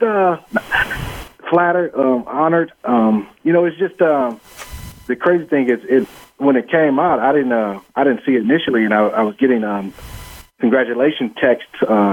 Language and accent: English; Cleveland, Ohio, United States; I'm from the Cleveland area